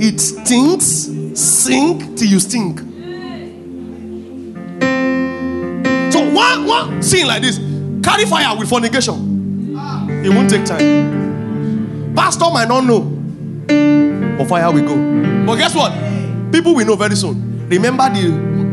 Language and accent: English; Nigeria; Me that grew up from Ondo Ikiti side